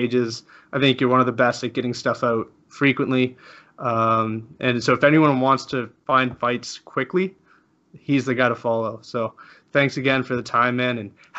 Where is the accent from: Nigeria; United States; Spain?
Spain; moved away; I'm from Spain originally, and my family's Spanish.